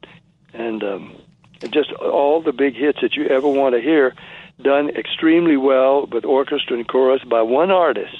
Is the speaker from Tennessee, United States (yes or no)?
yes; Nashville, Tennessee, United States; also born or lived in Jacksonville, Florida; I was born in Jacksonville, raised in Nashville